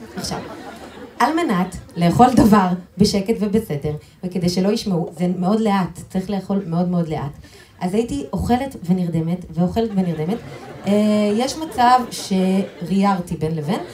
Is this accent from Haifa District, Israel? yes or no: yes; Haifa, Haifa District, Israel; גדלתי בקריית אליעזר